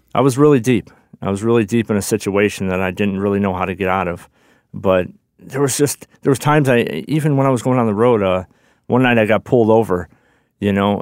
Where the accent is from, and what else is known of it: Chicago, Illinois, United States; born or raised there; also born or lived in Johnson City